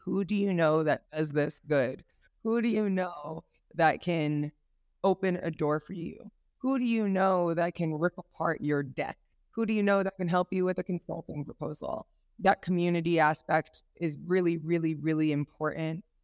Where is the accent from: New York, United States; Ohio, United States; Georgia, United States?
New York, United States; moved away as an adult; now in Kenya; the environment I grew up in in New York